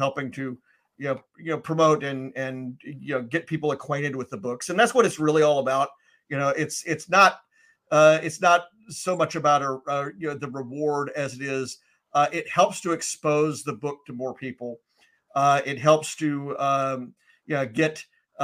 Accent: Memphis, Tennessee, United States; moved away; I'm originally from Memphis

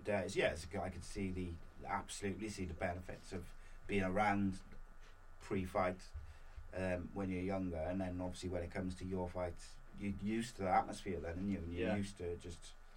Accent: Wales, United Kingdom; me as a Welshman

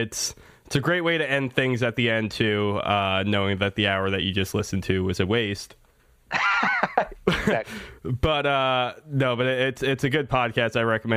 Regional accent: Long Island, New York, United States; my native land of Long Island

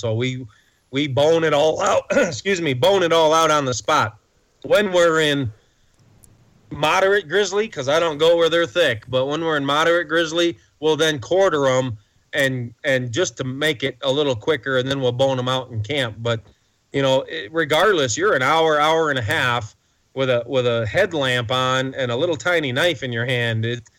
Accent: Detroit, Michigan, United States; now in Montana, United States; I grew up in Detroit, the outskirts of Detroit, not the inner city, but we played down there a lot as teenagers.

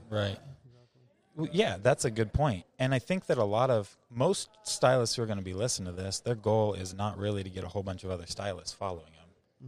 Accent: rural Idaho, United States; I grew up in rural Idaho, so I grew up on a small ranch

